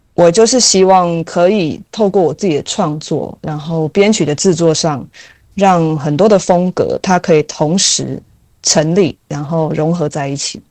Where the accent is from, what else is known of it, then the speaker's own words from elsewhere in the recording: Taiwan; 我就是土生土长啊